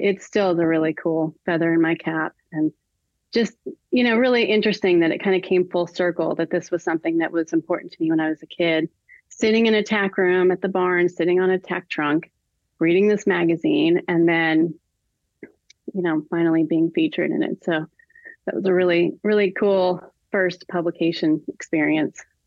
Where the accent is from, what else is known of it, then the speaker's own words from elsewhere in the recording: California, United States; moved away; also born or lived in Nashville; I'm from California, but I've never lived in San Diego